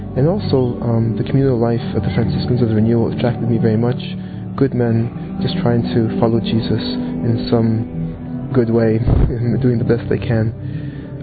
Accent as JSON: {"language": "English", "town": "Toronto", "region": "Ontario", "country": "Canada", "tie": "born or raised there", "also_born_or_lived": "Poland / New York City, United States", "moved": "as an adult", "lives_now": "Bradford, United Kingdom", "said": "I was born in Poland and I grew up in Toronto, Canada."}